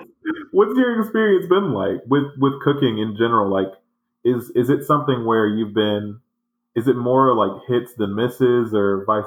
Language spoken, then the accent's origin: English; the South, United States; You know I came here from the South.